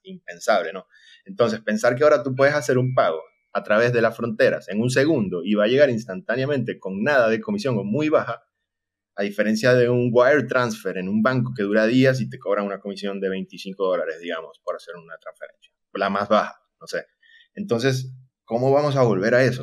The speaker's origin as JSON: {"language": "Spanish", "town": "Maracaibo", "region": "Zulia", "country": "Venezuela", "moved": "as an adult", "lives_now": "Costa Rica", "said": "actualmente estoy en Costa Rica, soy de Maracaibo, Venezuela, y tengo ya prácticamente seis años aquí"}